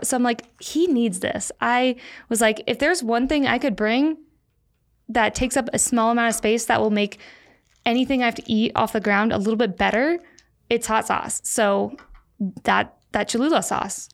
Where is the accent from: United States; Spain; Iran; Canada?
United States; Florida; born or raised there; moved away as an adult; also born or lived in St. Louis, Missouri / Park City, Utah